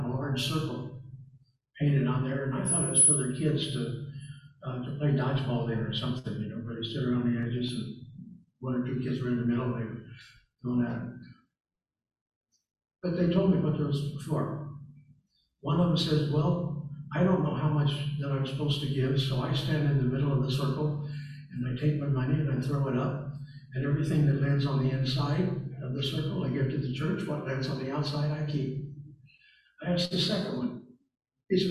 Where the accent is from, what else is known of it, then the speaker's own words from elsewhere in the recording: the South, United States; I'm from the South